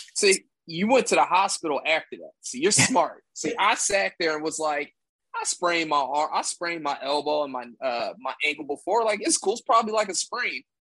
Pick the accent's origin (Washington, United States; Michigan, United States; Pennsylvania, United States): Pennsylvania, United States; Philadelphia; I'm from Philly